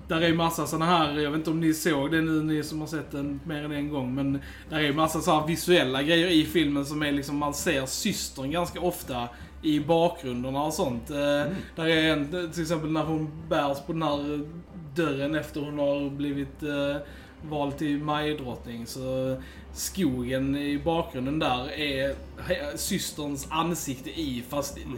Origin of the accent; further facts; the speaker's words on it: Sweden; vi är svenskar